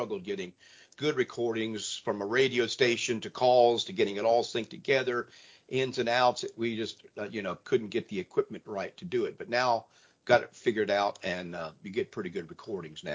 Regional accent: Ohio, United States; moved away; Growing up in the Midwest in Ohio

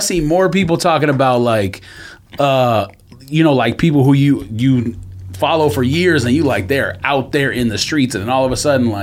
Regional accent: near Irwindale, California, United States; I didn't grow up too far from Irwindale

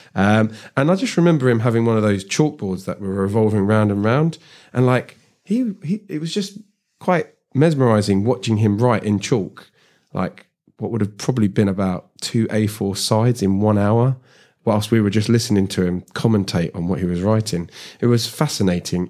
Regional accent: London, United Kingdom; I grew up in South Harrow

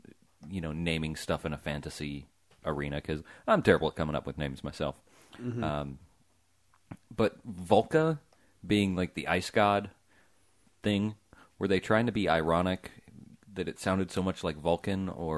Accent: Atlanta, Georgia, United States; I'm from Atlanta.

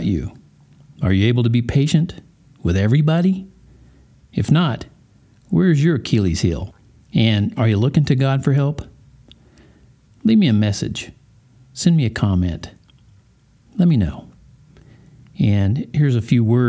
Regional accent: Colorado Springs, Colorado, United States; here in my hometown of Colorado Springs

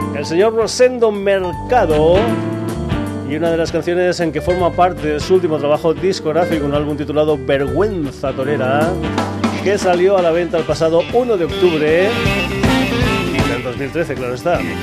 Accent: Extremadura, Spain; moved away; cuando voy para Extremadura, para mi pueblo

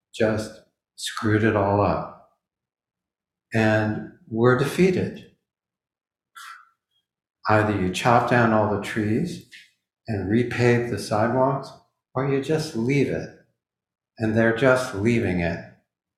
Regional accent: Midwest, United States; When I was growing up in the Midwest

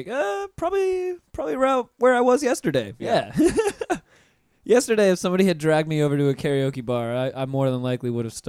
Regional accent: North Florida, United States; I grew up in North Florida, and you know North Florida is country as hell.

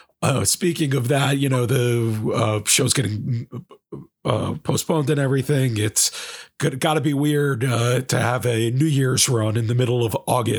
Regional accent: New York, United States; I am excited for the Beacon run as a New Yorker.

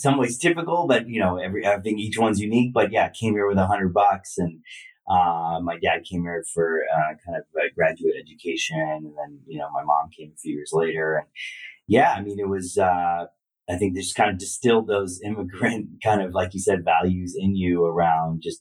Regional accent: Bay Area, California, United States; moved away as an adult; also born or lived in New York / India; I grew up here. I was born here

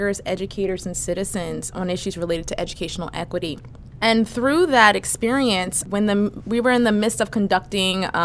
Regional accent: Philadelphia, Pennsylvania, United States; also born or lived in Fulton County, Georgia; I grew up in Mount Airy, a neighborhood in Philadelphia

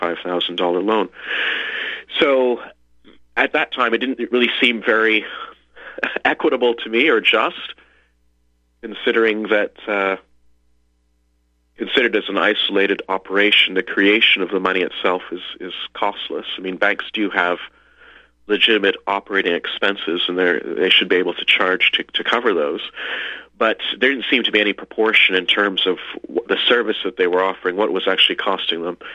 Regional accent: Canada; also born or lived in Liechtenstein; I'm Canadian, live in Canada

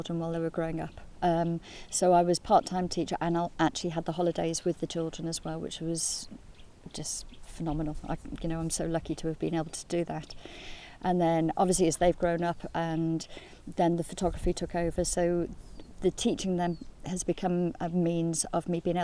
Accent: Tal-y-bont, Wales, United Kingdom; also born or lived in Birmingham / Dolgellau; I grew up in a little village called Talabont, which is on the coast, just directly opposite here

